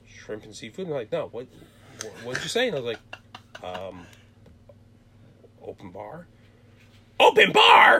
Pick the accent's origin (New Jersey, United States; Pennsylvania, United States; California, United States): New Jersey, United States; born or raised there; now in Tampa, United States